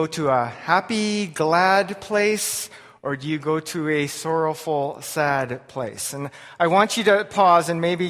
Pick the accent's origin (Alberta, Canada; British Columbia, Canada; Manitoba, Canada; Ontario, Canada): Alberta, Canada; Lethbridge; I was born and raised in Lethbridge, Alberta.